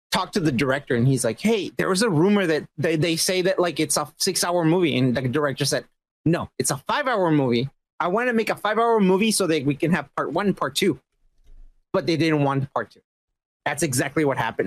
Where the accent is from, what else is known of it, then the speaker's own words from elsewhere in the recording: Mexico; I'm just Mexican.